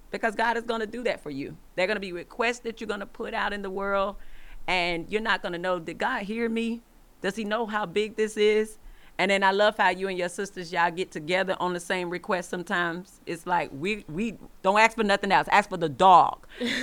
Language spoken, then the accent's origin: English; Atlanta, Georgia, United States; moved away; we're from Atlanta